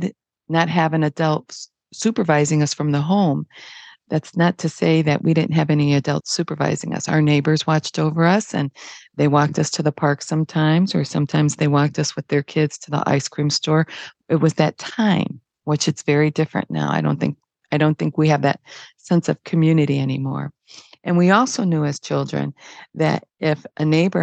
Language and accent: English; Detroit, Michigan, United States; I was born in Detroit